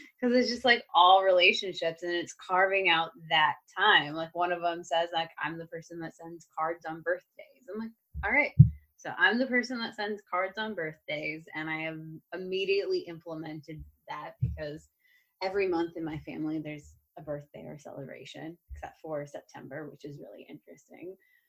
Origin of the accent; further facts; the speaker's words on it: Midwest, United States; moved away; I'm originally from the Midwest